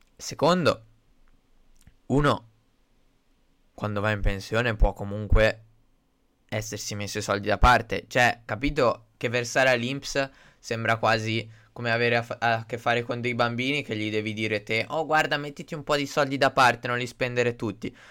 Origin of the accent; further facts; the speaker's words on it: Italy; noi italiani che siamo il paese di ladri per eccellenza